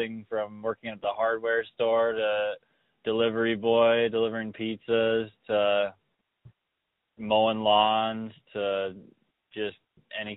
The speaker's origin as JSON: {"language": "English", "region": "Minnesota", "country": "United States", "moved": "as an adult", "lives_now": "North Dakota, United States", "said": "I live in North Dakota, and I'm originally from Minnesota, but came out here during the boom to help my pops get going"}